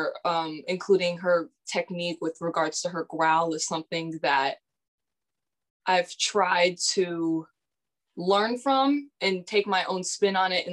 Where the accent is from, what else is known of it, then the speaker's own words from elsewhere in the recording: Massachusetts, United States; I am 17 years old and I'm from Massachusetts.